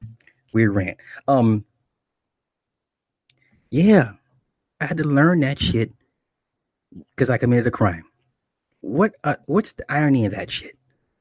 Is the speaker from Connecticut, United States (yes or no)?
no; Toledo, Ohio, United States; Like, I'm from Toledo. I see people from my town.